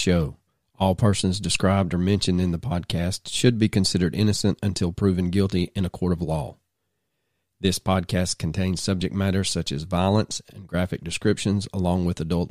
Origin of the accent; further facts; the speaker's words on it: the South, United States; growing up in the South